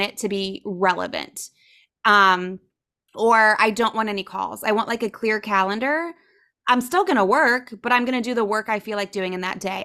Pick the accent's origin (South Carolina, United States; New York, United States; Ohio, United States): Ohio, United States; now in South Florida, United States; I grew up in Ohio, so never really spoke Spanish.